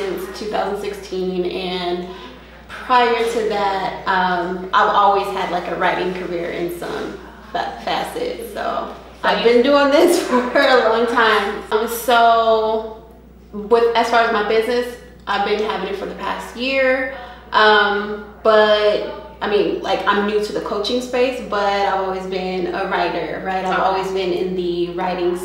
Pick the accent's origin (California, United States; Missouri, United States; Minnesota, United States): California, United States; Stockton; now in Atlanta, United States; I'm from Stockton, California, but Atlanta is home though